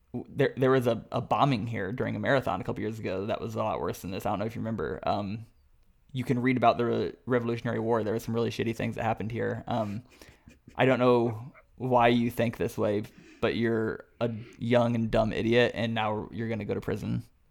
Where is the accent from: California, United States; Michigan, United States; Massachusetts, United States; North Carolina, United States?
Massachusetts, United States; Boston; I'm strong enough because I'm from Boston